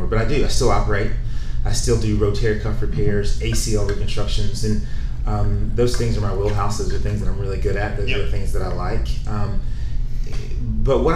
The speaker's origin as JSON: {"language": "English", "region": "Tennessee", "country": "United States", "said": "I'm from Tennessee"}